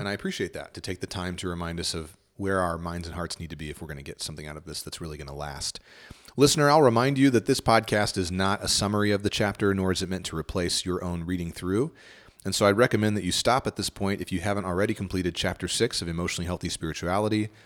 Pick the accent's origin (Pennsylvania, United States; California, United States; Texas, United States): Texas, United States; Northeast; I grew up in Northeast Texas